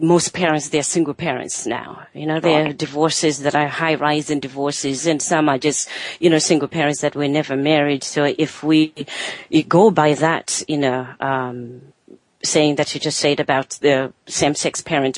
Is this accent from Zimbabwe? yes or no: yes; Zimbabwe; moved away; I'm from Zimbabwe, from Africa